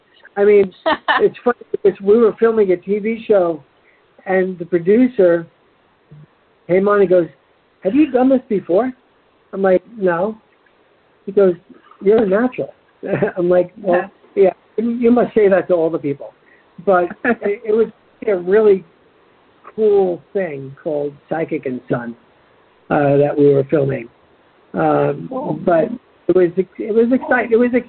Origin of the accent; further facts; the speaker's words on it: New York, United States; accent: New York; So I try not to sound like that, although people probably think I sound like I'm from New York still.